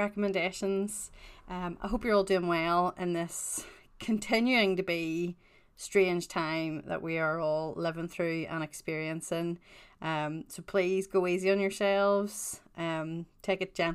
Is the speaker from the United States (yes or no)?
no; Northern Ireland, United Kingdom; I am also Northern Irish